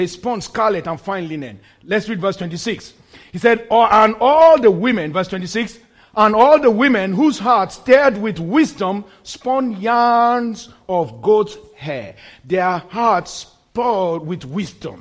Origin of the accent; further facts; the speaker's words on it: Nigeria; moved away; In my home country, Nigeria